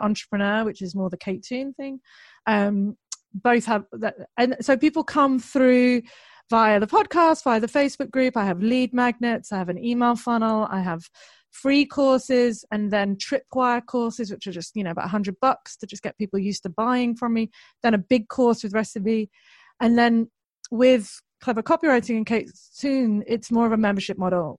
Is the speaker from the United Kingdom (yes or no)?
yes; United Kingdom; I'm British